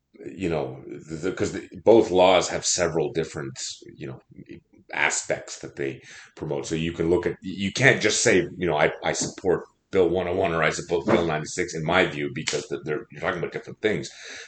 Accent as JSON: {"language": "English", "country": "Canada", "tie": "born or raised there", "said": "I am a traditional or Anglophone, de souche Anglophone, in the sense that I was born in Canada and I went to school in English."}